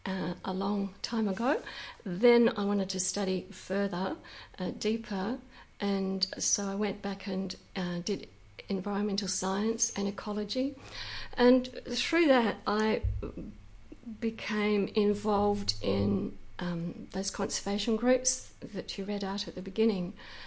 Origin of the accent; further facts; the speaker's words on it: Western Australia, Australia; thinking back into the hills here, into an orchard.